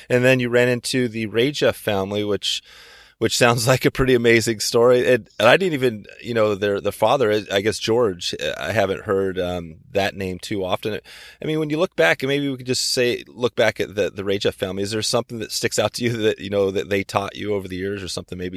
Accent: Poland; moved away as an adult; also born or lived in San Francisco Bay Area

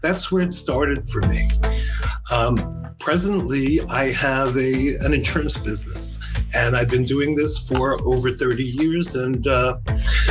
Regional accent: New York City, New York, United States; I was born in New York City. I was born in the Bronx, and I grew up as a street kid during the 50s

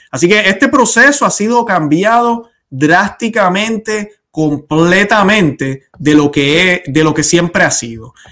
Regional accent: Puerto Rico; No me interesa que me hables de lo linda que es la isla de Puerto Rico, yo como boricua, o mi esposa que es colombiana

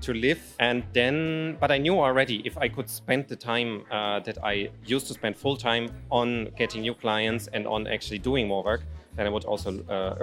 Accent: Germany; now in Ukraine; I'm originally from Germany, but I live in Ukraine most of the time.

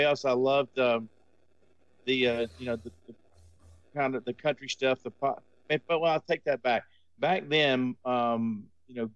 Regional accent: Arkansas, United States; I'm from Arkansas

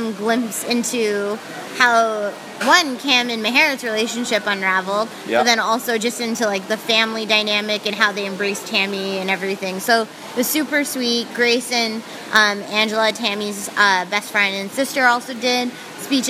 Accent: Mississauga, Ontario, Canada; growing up in Mississauga

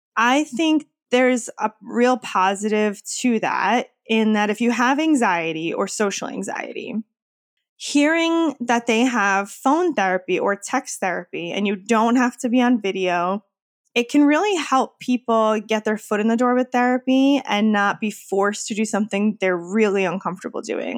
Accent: Wappingers Falls, New York, United States; now in Queens, New York, United States; I'm originally from Wappingers Falls, New York.

